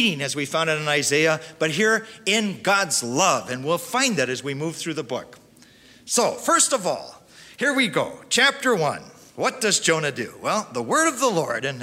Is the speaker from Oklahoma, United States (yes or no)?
no; Milwaukee, Wisconsin, United States; also born or lived in Russell, Iowa / Spain; now in Dallas, United States; When I grew up in Milwaukee, Wisconsin, as a little kid